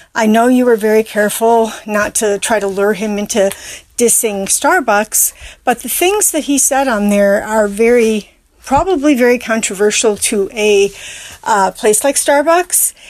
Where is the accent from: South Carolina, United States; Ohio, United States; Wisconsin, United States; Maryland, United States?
Wisconsin, United States; Madison; also born or lived in Ann Arbor, Michigan; now in San Francisco, United States; I'm a nurse who lives in San Francisco now, although I'm from Madison, Wisconsin